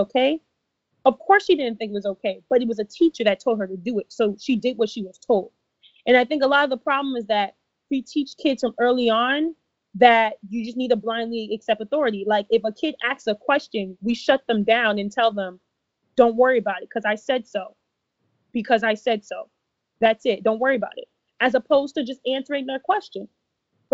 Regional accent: Ghana; I'm Ghanaian

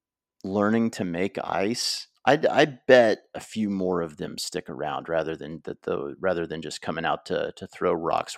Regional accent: United States; because one, I'm American, and two, I just started curling like 10 years ago

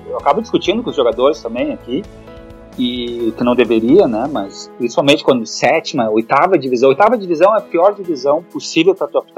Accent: Brazil; E, e aí eu falo, não, eu sou brasileiro.

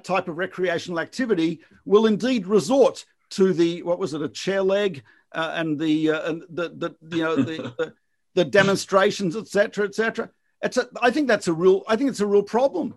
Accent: Australia; moved away; depending on where I grew up in Australia, swimming was part of the school curriculum

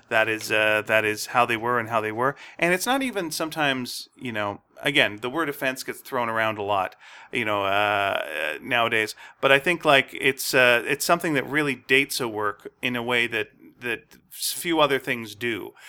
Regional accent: Montreal, Quebec, Canada; I was growing up in Montreal

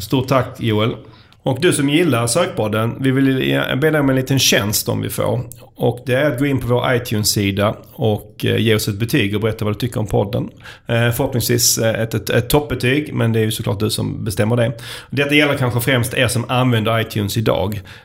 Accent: Skåne, Sweden; accent: skånska; som alla hör här så kommer jag ju från Skåne

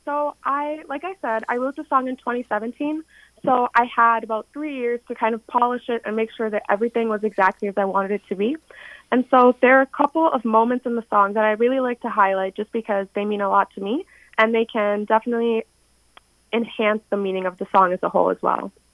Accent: Minneapolis, Minnesota, United States; I'm from Minneapolis, Minnesota and I just graduated from high school.

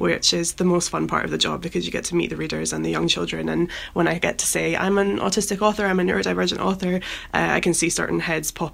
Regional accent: Edinburgh, Scotland, United Kingdom; now in London, United Kingdom; Edinburgh, my hometown

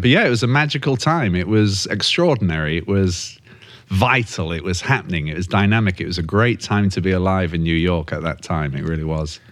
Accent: Yorkshire and the Humber, United Kingdom; moved away as an adult; as a Yorkshireman from North England

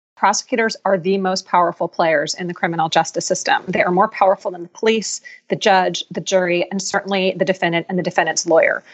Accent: Philadelphia, Pennsylvania, United States; Philadelphia, which is my hometown

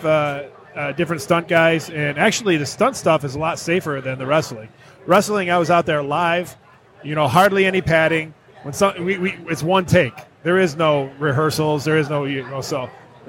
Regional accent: Detroit, Michigan, United States; I grew up in the Metro Detroit area

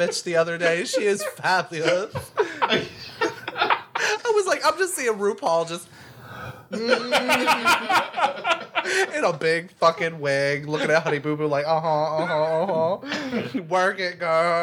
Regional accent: Michigan, United States; now in Texas, United States; I grew up in Michigan

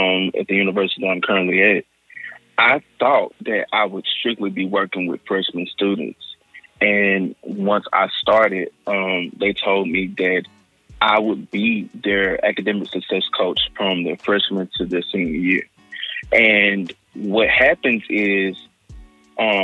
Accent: Hattiesburg, Mississippi, United States; I am from Hattiesburg, Mississippi

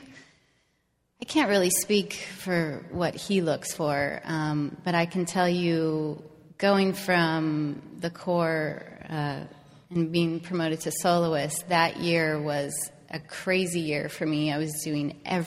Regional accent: Salt Lake City, Utah, United States; I grew up in Salt Lake City, I'm a really big outdoors person

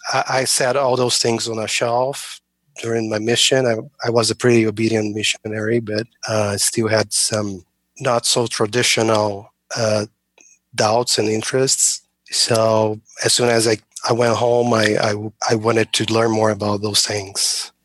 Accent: Brazil; moved away as an adult; now in United States; I'm originally from Brazil

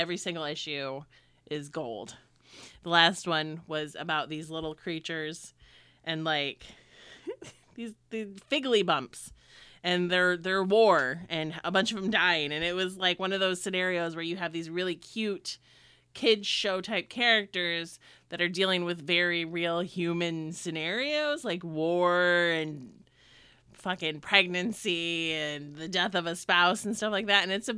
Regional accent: Michigan, United States; So growing up in Northern Michigan and like in like a lower middle class family, like we didn't have cable or anything like that. We just had the four channels that you got up in Northern Michigan.

